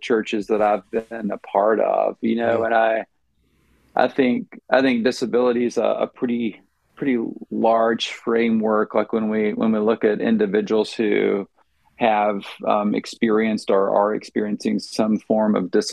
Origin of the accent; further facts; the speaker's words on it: Virginia, United States; moved away as an adult; also born or lived in Oklahoma / Wisconsin / Illinois; now in Cleveland, Tennessee, United States; I grew up in Virginia